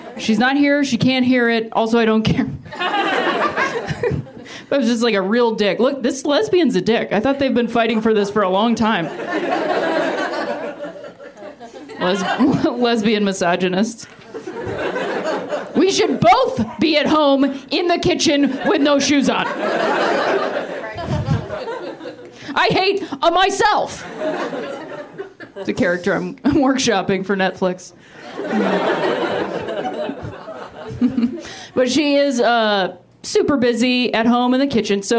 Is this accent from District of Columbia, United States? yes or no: no; Ohio, United States; moved away; I'm from Ohio